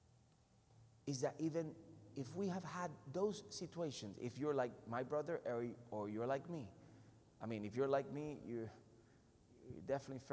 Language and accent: English; Puerto Rico; I'm from Puerto Rico. I'm from the island in the Caribbean